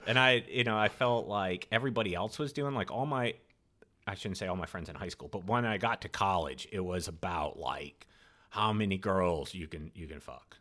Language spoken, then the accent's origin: English; Rhode Island, United States; moved away as an adult; also born or lived in Boston / Clemson, South Carolina; I grew up in Rhode Island